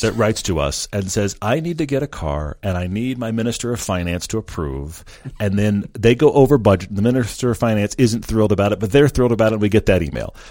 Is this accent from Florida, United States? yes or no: no; Texas, United States; I grew up in Texas.